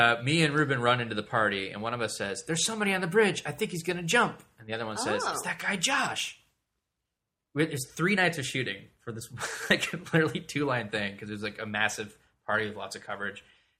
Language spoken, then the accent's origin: English; Davis, California, United States; moved away as an adult; also born or lived in San Francisco; I grew up in Davis.